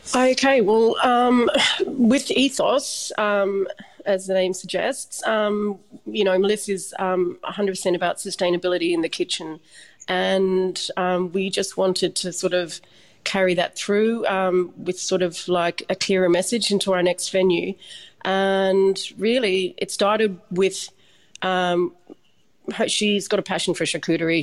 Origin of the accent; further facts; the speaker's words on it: Dublin, Leinster, Ireland; I'm from Dublin, Ireland, and we do this thing called um, transition year before you go to do your leaving cert